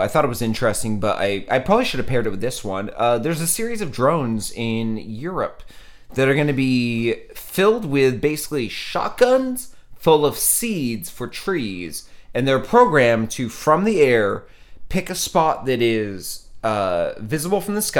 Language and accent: English; Maine, United States; accent: Maine; my Maine accent comes in too hard for Maine.